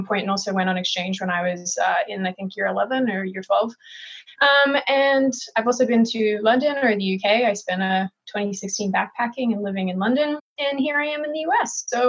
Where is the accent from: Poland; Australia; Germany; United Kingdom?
Australia; Melbourne, Victoria; accent: hybrid; I was born and raised in Melbourne, Australia. My mom is American, which is why I have this hybrid jacked accent.